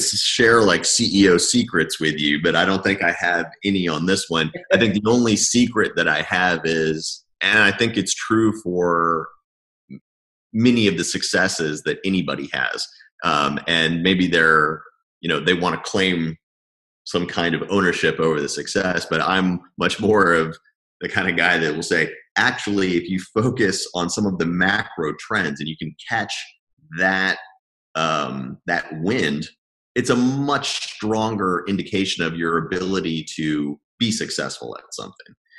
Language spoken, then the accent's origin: English; Lebanon; moved away; also born or lived in Madrid; I moved back from Madrid to Lebanon, which I hadn't lived in for you know 10 years maybe and um, it was a good place to just have comfortable roots because it's it is home at the end of the day